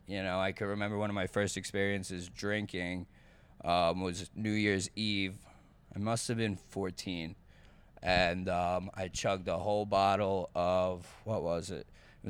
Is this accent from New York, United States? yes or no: yes; Lake Grove, New York, United States; Lake Grove, New York.